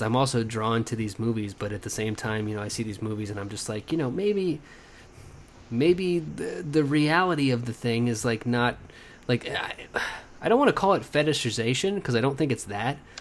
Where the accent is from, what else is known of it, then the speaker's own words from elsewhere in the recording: Lawton, Oklahoma, United States; moved away; I grew up in Lawton, Oklahoma, which is about 40 minutes away from Wichita Falls.